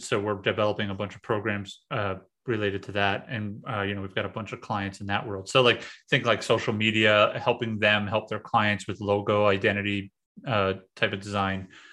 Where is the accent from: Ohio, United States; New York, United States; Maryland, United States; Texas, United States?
New York, United States; New York City; moved away as an adult; also born or lived in central Pennsylvania; I'm from New York City